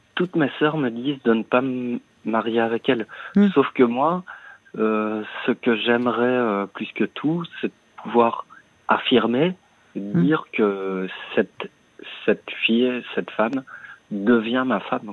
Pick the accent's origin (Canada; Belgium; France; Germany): Belgium; Liège, Wallonia; now in Brussels, Belgium; je suis né à Liège J'habite euh, donc son appartement pour le moment à Bruxelles